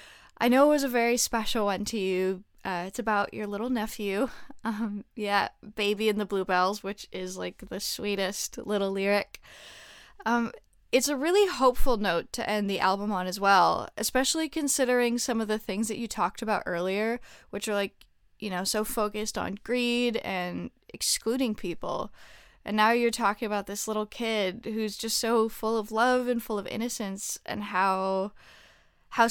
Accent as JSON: {"language": "English", "town": "Montreal", "region": "Quebec", "country": "Canada", "said": "I'm also from Montreal, which is the city that he's from"}